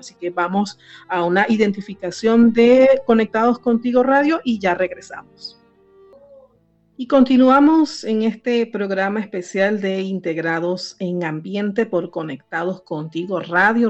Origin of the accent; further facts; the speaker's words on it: Venezuela; en Venezuela, que es donde yo nací